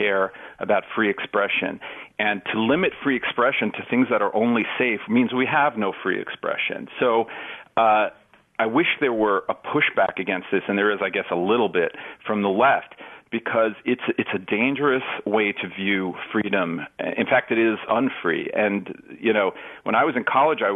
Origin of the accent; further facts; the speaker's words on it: New York City, New York, United States; I grew up in New York, right? So when I was young, I think there were, 2,500 murders in Manhattan, in New York City every year.